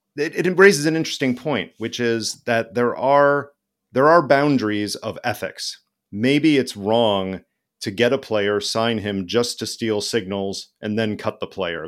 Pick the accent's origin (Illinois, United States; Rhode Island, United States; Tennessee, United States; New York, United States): Illinois, United States; I was born in Illinois